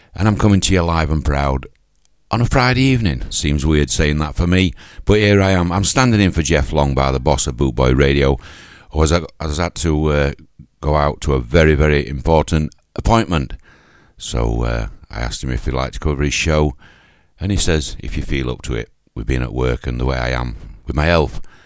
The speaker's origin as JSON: {"language": "English", "region": "Yorkshire and the Humber", "country": "United Kingdom", "accent": "Yorkshire", "said": "It's my Yorkshire accent"}